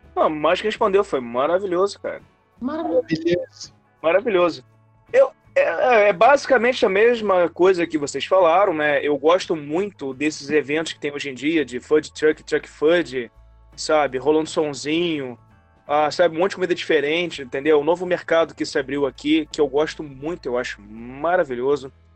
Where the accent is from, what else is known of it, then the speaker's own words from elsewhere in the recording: Campos dos Goytacazes, Rio de Janeiro, Brazil; now in Rio de Janeiro, Brazil; como eu nasci em Campos, não tinha essas paradas lá. Fui ver, conhecer McDonald's, Bob's lá com 10 anos de idade